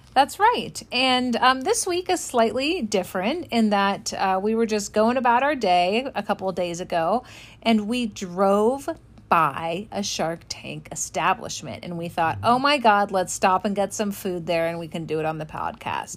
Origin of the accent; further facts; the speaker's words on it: Los Angeles, California, United States; I'm from Los Angeles